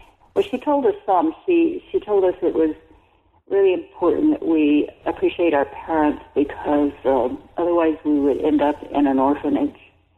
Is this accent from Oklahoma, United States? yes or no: yes; El Reno, Oklahoma, United States; the federal prison, was not far from where I grew up in El Reno, and was filled with young Native men.